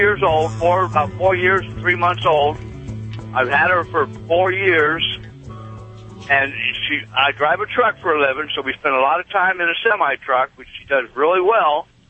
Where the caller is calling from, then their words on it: Iowa, United States; I'm in Iowa today.